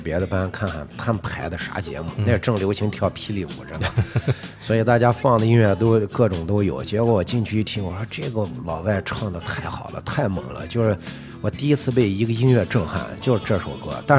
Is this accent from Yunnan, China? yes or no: no; Yinchuan, Ningxia, China; 从小在银川呃土生土长的